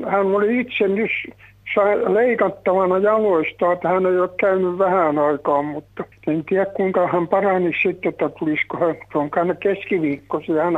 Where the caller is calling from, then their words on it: Tampere, Pirkanmaa, Finland; Minä olen Tampereelta sairas mies, 95-vuotias, kävin yksin ja yksin olen kotona.